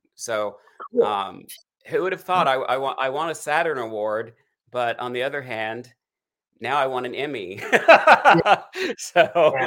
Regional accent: Eastern Kentucky, United States; now in Hollywood, United States; I'm a hillbilly in Hollywood. Like, I grew up in East, Eastern Kentucky

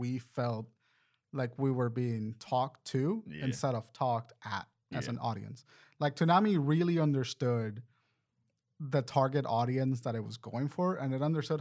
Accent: Puerto Rico; I'm from Puerto Rico

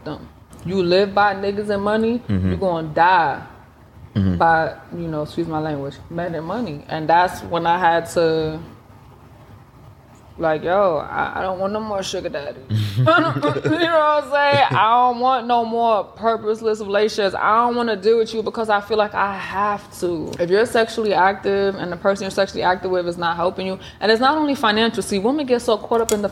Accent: New York City, New York, United States; moved away as an adult; now in Atlanta, United States; I'm from New York. I'm from the Bronx, New York

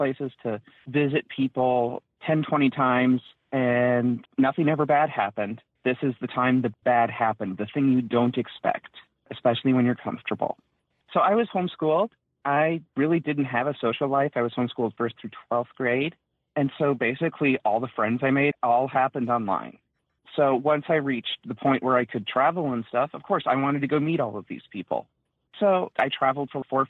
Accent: Minnesota, United States; now in Oklahoma, United States; from Minnesota. I currently live in Oklahoma

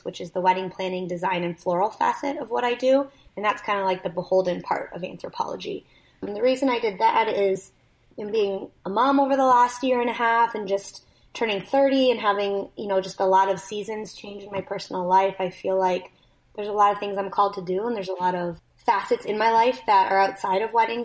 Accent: Canada; moved away as an adult; I'm also Canadian

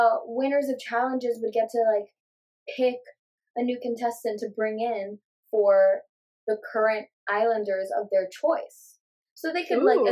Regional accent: United States; we're American

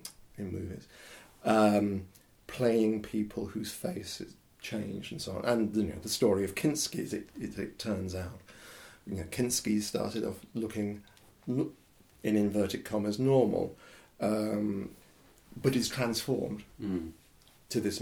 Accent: Horsham, South East England, United Kingdom; I grew up in London, in Horsham

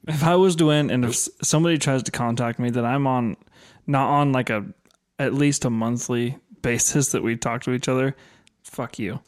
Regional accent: Oregon, United States; I grew up in Oregon

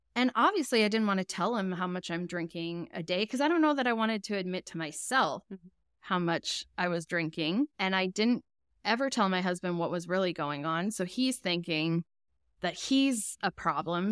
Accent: Edmonton, Alberta, Canada; I'm from Edmonton, Alberta.

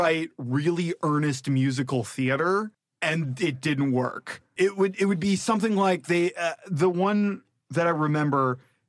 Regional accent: Rockford, Illinois, United States; I grew up in Rockford, Illinois

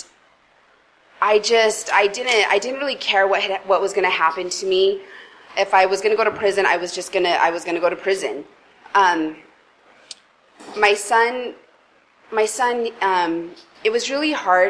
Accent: Salt Lake City, Utah, United States; I grew up in Salt Lake City, Utah. I'm originally from Utah

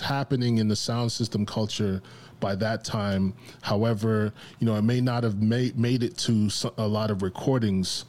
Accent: New York, United States; growing up in New York

